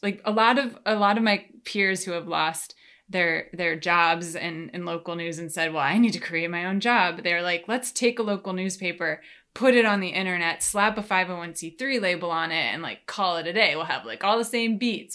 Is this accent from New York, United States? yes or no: yes; New York, United States; moved away as an adult; now in Washington, D.C., United States; so now I live in D C, like I told you, I moved from New York. Um, it's where I grew up